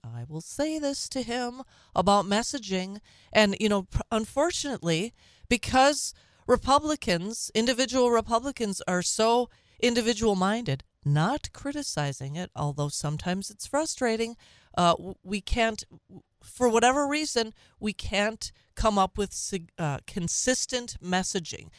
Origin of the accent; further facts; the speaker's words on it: Minnesota, United States; now in Wisconsin, United States; My birth state. It's not my home state. My home state is Wisconsin now. But, uh, my birth state of Minnesota.